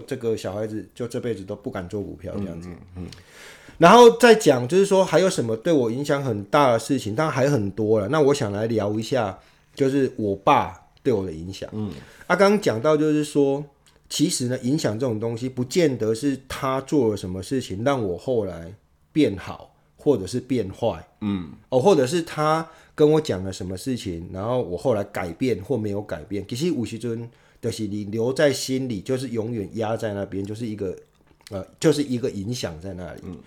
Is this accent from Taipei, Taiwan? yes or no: no; Tainan, Taiwan; moved away; also born or lived in Yunlin / New York / Toronto; 他是到台南去奋斗的，然后呢，就后来就遇到我妈，我妈是台南人嘛， 啊，她就在台南，在娶某生囝，嗯。所以我是在台南出生的